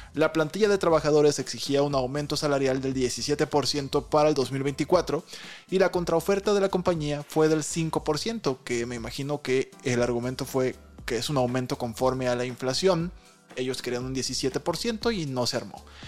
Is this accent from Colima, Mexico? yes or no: yes; Colima, Mexico; Yo nací en Colima.